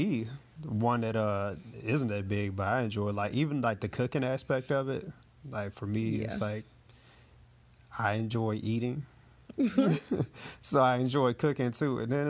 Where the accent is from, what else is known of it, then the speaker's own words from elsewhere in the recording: the South, United States; also born or lived in Arkansas; At the end of the day, I'm still from the South